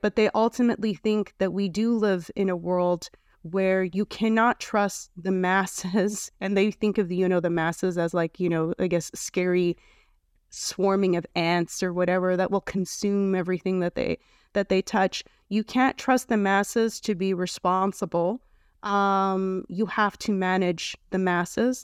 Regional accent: Canada; I'm from Canada

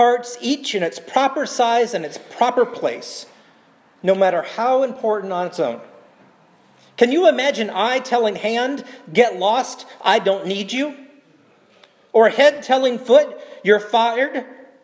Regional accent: South Carolina, United States; now in Portland, United States; my home state of South Carolina

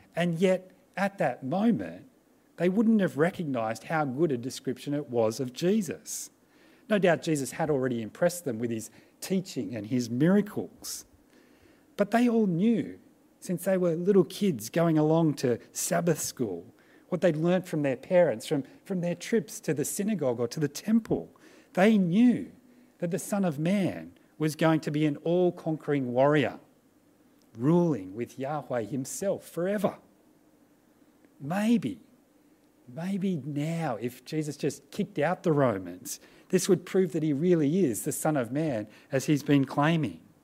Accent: Australia; as Australian Christians

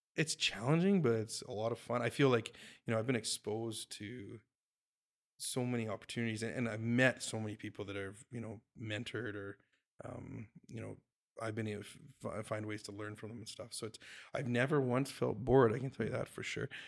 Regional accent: Jasper, Alberta, Canada; moved away; I grew up in Jasper, so I kinda, I went back to Jasper

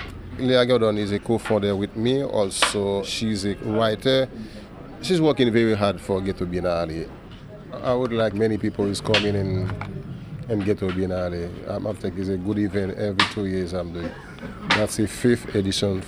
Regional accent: Haiti; also born or lived in Port-au-Prince; I'm from Haiti. I'm living in Port-au-Prince.

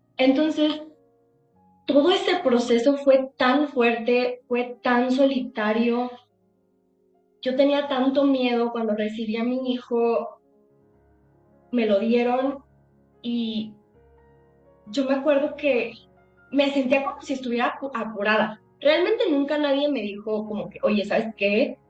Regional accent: Acapulco, Guerrero, Mexico; yo soy de Acapulco

